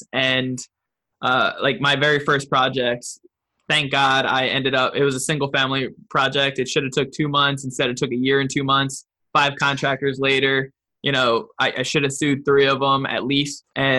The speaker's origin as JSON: {"language": "English", "region": "California", "country": "United States", "said": "And I'm young and I'm from California."}